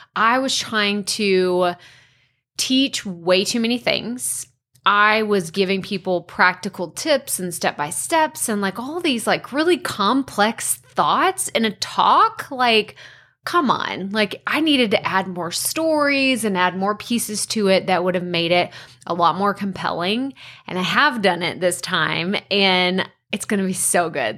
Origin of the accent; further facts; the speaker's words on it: Athens, Texas, United States; the T V C C is in my hometown